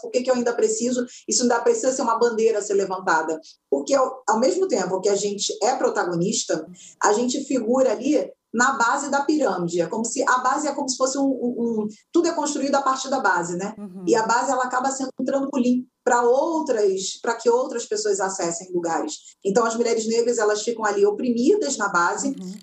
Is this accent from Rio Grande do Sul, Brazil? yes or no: no; São João de Meriti, Rio de Janeiro, Brazil; eu nasci em São João de Meriti, naquele quintal de terra batida